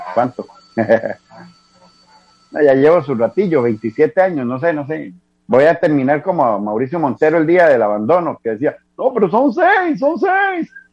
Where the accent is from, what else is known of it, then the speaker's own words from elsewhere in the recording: Heredia, Costa Rica; soy de la hermana República Independiente de Heredia. Desde mi nacimiento